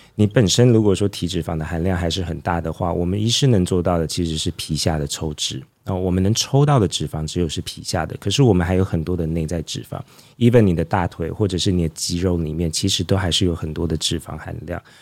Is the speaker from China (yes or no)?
no; Taiwan; 我们台湾人